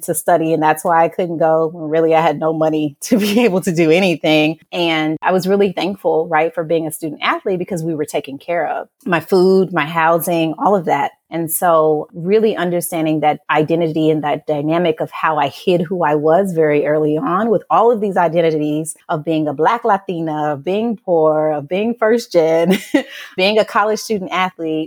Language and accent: English; Memphis, Tennessee, United States; now in Houston, United States; I'm originally from Memphis, Tennessee, and I was raised by a single mother